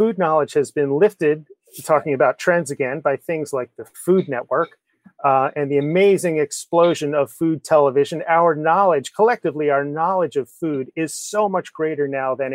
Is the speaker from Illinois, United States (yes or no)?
no; Kinnelon, New Jersey, United States; I grew up in Northeast New Jersey.